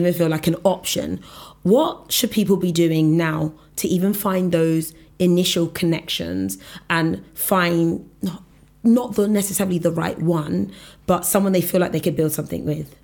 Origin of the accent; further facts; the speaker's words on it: Nigeria; I'm Nigerian